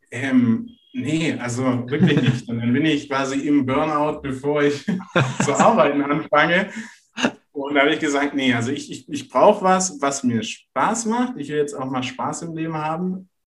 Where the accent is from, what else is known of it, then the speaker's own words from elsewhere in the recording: Renningen, Baden-Württemberg, Germany; Und ursprünglich komme ich aus der Nähe von Stuttgart aus einem ganz kleinen Örtchen, das heißt